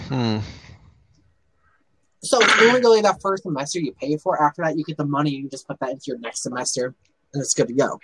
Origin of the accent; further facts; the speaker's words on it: Minnesota, United States; I'm from Minnesota, so, and I'm in the National Guard